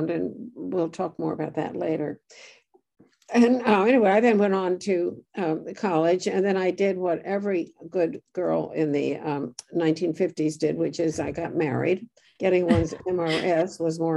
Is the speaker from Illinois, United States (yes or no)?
no; New York City, New York, United States; also born or lived in Brooklyn, New York; I was born in Brooklyn, New York, and grew up in Greenwich Village on Washington Square.